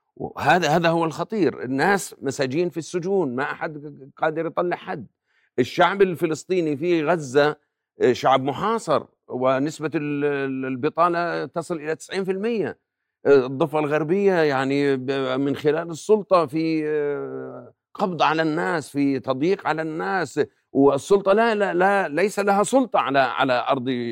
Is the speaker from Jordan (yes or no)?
yes; Jordan